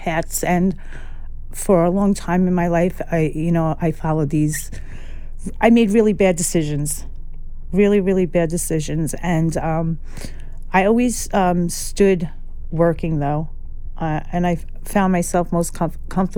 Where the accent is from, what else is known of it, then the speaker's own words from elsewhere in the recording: New York City, New York, United States; I grew up in Carroll Gardens, just right around here.